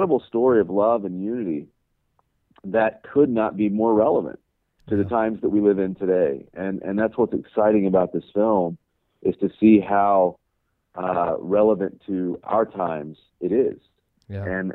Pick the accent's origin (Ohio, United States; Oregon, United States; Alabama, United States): Alabama, United States; Birmingham; Woodlawn High School in Birmingham, Alabama. My hometown